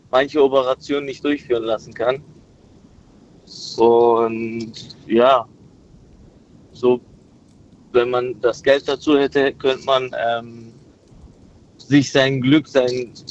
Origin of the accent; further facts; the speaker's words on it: Turkey; ich weiß, wir kommen ursprünglich aus der Türkei